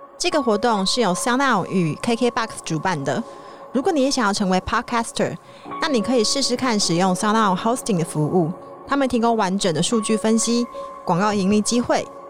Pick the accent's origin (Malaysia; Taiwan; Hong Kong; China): Taiwan; Hualien, Hualien County; moved away as an adult; also born or lived in Taipei; 就是因为我花莲人嘛